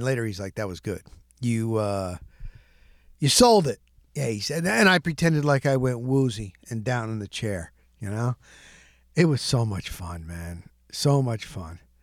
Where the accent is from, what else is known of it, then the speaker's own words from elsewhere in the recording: New Jersey, United States; I grew up in New Jersey